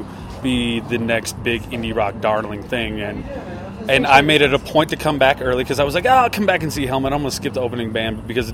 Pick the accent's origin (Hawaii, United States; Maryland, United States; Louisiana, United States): Louisiana, United States; Shreveport; also born or lived in Dallas, Texas; Well, I was born in Dallas, but I grew up in Shreveport, Louisiana.